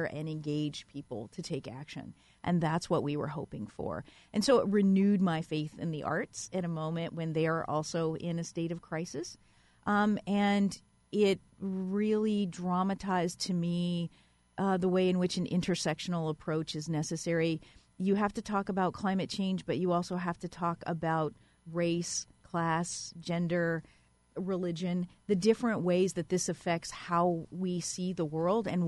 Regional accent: Louisiana, United States; now in Ithaca, United States; I grew up in Louisiana and I know a lot about hurricanes

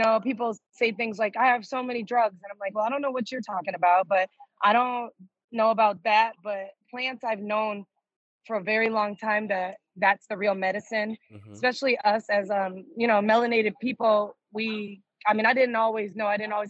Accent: Springfield, Massachusetts, United States; also born or lived in New York; now in Las Vegas, United States; Well, I'm originally from the East Coast, but right now I'm on the West Coast. I'm in Vegas. I moved to Vegas from New York 11 years ago, and I'm originally from Springfield, Massachusetts, home of the Basketball Hall of Fame.

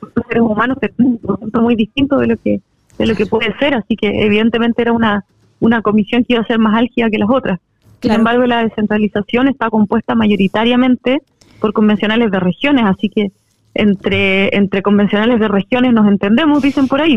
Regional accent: District 26, Los Lagos, Chile; representar al distrito 26, que es mi tierra, que yo la amo

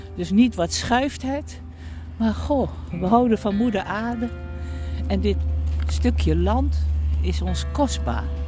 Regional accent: Almelo, Overijssel, Netherlands; now in Nijmegen, Netherlands; ik kom uit Almelo

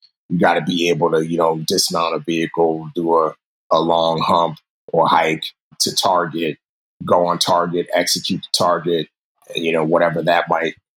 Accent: New York City, New York, United States; also born or lived in Nigeria; My mother moved us to the States, grew up in New York City in the Bronx

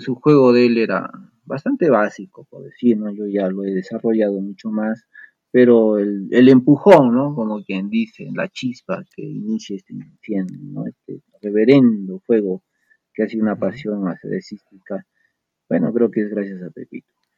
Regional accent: Arequipa, Peru; como buen arequipeño

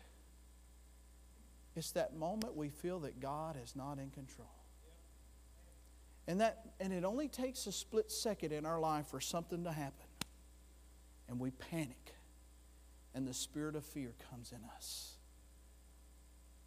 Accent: Florida, United States; I'm from Florida

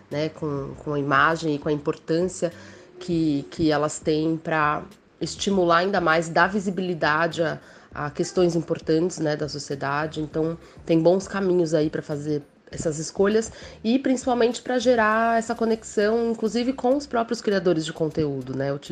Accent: São Paulo, Brazil; eu sou de São Paulo.

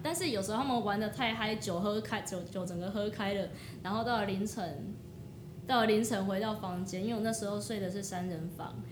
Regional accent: Taiwan; 我一个来自乡下，我在台湾，我就来自那种小镇的地方

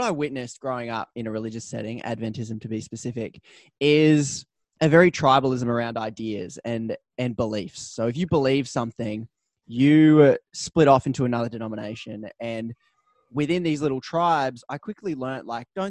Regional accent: Newcastle, New South Wales, Australia; moved away; also born or lived in Melbourne; I grew up in Newcastle, Australia, moved to Melbourne

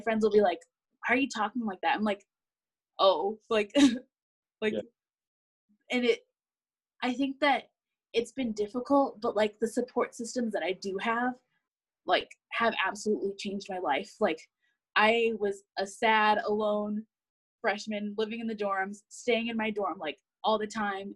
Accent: Indianapolis, Indiana, United States; moved away as an adult; now in Boise, United States; I'm from Indianapolis

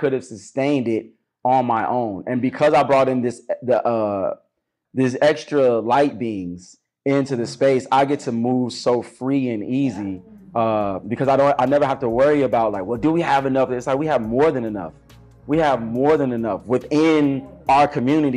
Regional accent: Chicago, Illinois, United States; growing up on the South Side of Chicago

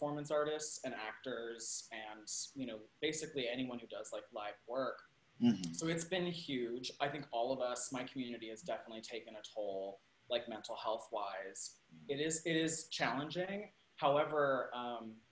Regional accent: Salt Lake City, Utah, United States; also born or lived in Spain / California / New York; now in Los Angeles, United States; I grew up in Utah in the 90s.

